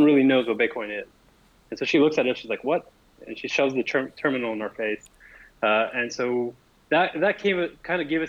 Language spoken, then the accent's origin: English; Montreal, Quebec, Canada; We're both from Montreal.